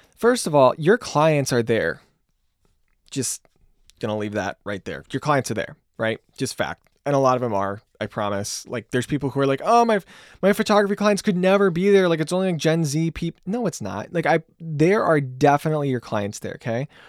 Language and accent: English; Grand Rapids, Michigan, United States; I'm from Grand Rapids, Michigan.